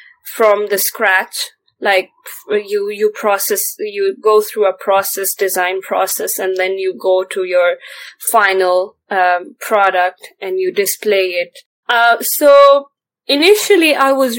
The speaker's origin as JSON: {"language": "English", "region": "northern Pakistan", "country": "Pakistan", "tie": "born or raised there", "moved": "as an adult", "lives_now": "Cambridge, United Kingdom", "said": "from North Pakistan, basically from the feet of the greatest mountains in the world."}